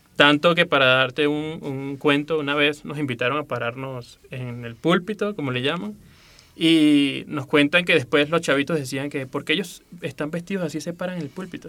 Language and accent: Spanish; Venezuela; moved away as an adult; now in Mexico City, Mexico; Soy de Venezuela y tengo aproximadamente tres años viviendo en la Ciudad de México